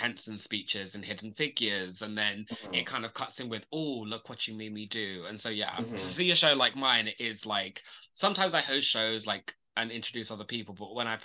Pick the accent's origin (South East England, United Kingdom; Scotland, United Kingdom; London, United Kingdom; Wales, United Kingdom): London, United Kingdom; I am from North London